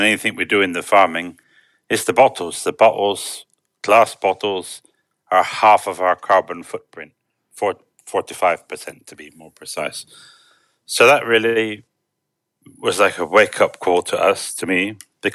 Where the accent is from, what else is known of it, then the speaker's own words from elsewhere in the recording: Bristol, South West England, United Kingdom; moved away as an adult; also born or lived in London; now in Romania; I was born in Brislington and lived there until I was about 18.